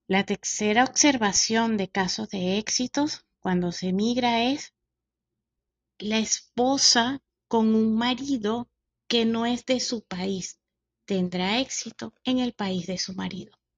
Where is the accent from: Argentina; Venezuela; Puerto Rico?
Venezuela; moved away; lo que somos eh, de Venezuela